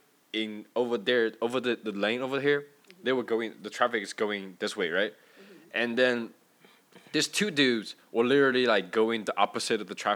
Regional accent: China; moved away; I was back in China during the vacation, right? And then, you know, back in my hometown

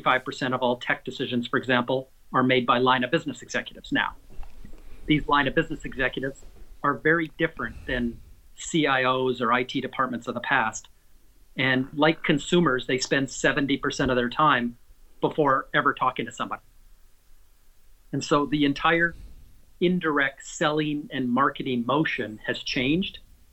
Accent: Canada; also born or lived in North Carolina / New York; now in United States; got to live across Canada and then in North Carolina, in New York, and now in Southern Florida. So I'm a Canadian kind of on vacation every day.

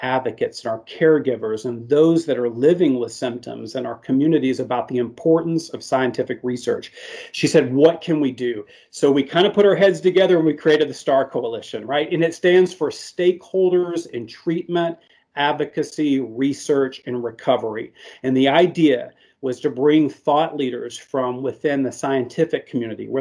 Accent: Arkansas, United States; I am from the South here, so we only drink the sweet tea down here in Arkansas

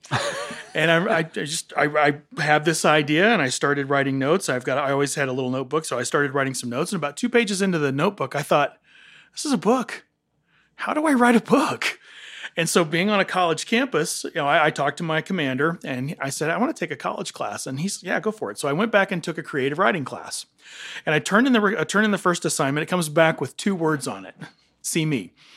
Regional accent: Johnson City, Tennessee, United States; moved away; I was born and raised in Johnson City, Tennessee

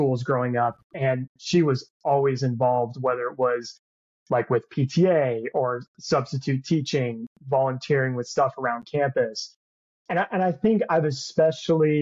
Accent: Windermere, Florida, United States; I grew up in Windermere, Florida, right outside of Orlando

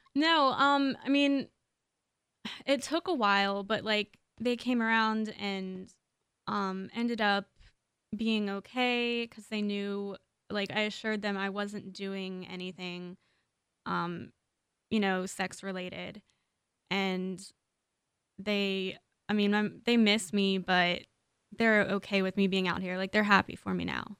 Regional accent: Maryland, United States; moved away as an adult; now in Los Angeles, United States; I'm from Maryland. I've only lived here for about a year.

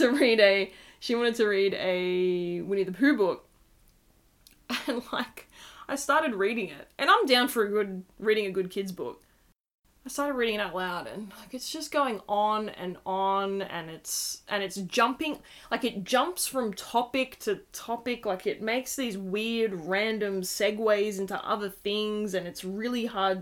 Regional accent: Australia; accent: Australian; particularly from our accents, that we are doing this from Australia

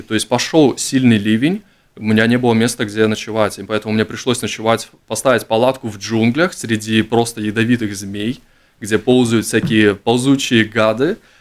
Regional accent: Latvia; я из Латвии

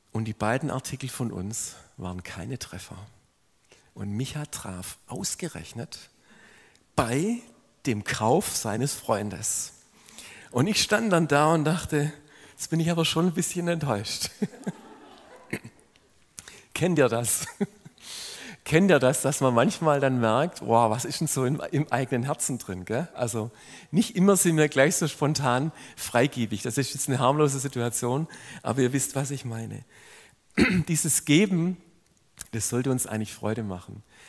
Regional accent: Swabia, Baden-Württemberg, Germany; wenn man als Schwabe so wahrgenommen wird

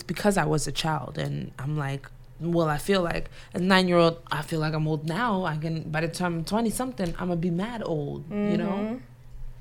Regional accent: Nigeria; as a Nigerian

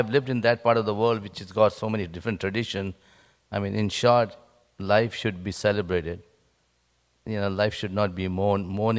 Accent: India; moved away; I come from India.

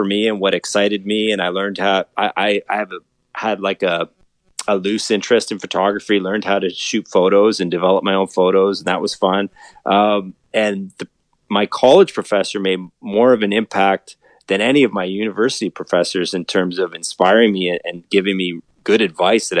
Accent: Collingwood, Ontario, Canada; moved away as an adult; also born or lived in North Bay, Ontario; now in Toronto, Canada; I was born and raised in Collingwood, Ontario, near Blue Mountains.

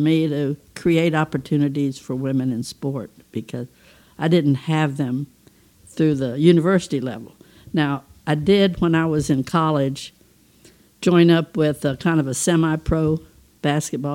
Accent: St. Petersburg, Florida, United States; I had the great fortune of growing up in St. Petersburg, Florida

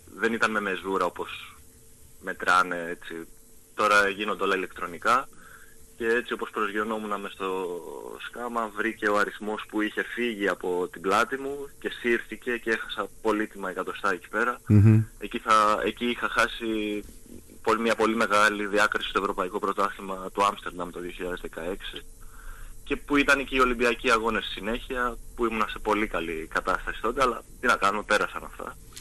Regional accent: Lemnos, North Aegean, Greece; θέλω να προσφέρω κι εγώ στον τόπο μου

